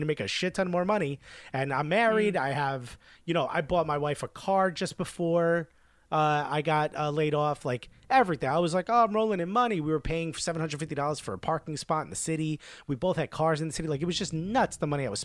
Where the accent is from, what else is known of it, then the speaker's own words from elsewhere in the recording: Newark, New Jersey, United States; English is a second language; moved away as an adult; now in New York, United States; I grew up in Newark, New Jersey